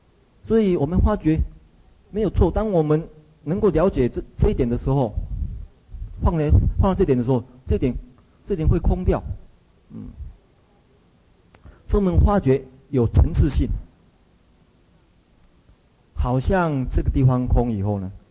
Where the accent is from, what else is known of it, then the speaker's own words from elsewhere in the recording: Taiwan; 像像我们台湾一样，我们台湾人只能够看到这一层，所以都做加工业